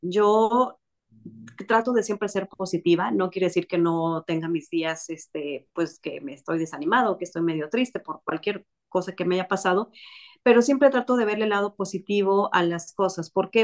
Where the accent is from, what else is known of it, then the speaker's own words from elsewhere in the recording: Mexico; yo soy mexicana